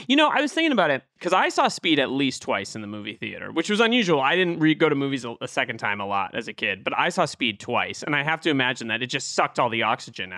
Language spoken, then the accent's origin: English; thirty miles outside of Boston, Massachusetts, United States; I was raised thirty miles outside of Boston